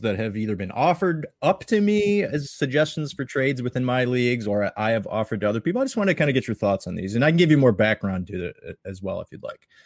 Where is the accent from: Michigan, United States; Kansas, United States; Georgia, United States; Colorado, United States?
Michigan, United States; Detroit; we're from Detroit